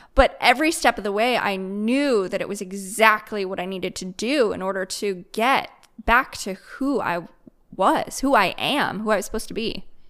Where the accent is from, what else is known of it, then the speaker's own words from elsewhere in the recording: Midwest, United States; moved away as an adult; now in Raleigh, United States; I grew up in the Midwest